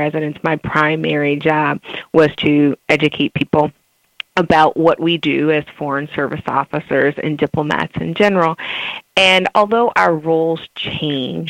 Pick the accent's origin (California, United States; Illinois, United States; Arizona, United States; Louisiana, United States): Louisiana, United States; New Orleans; moved away; growing up in New Orleans